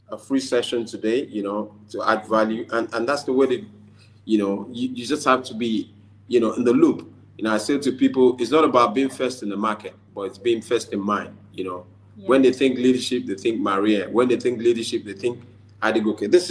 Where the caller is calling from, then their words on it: Lagos, Nigeria; I'm speaking from Lagos, Nigeria.